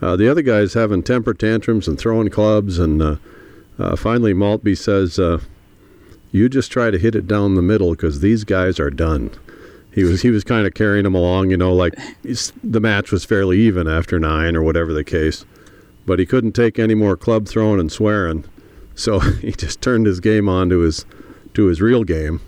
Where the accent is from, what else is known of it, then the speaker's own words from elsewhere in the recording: the Northwest, Pacific Northwest, United States; we're from the Northwest. My family, my dad lived there forever, and he took me to so many great golf courses in the Northwest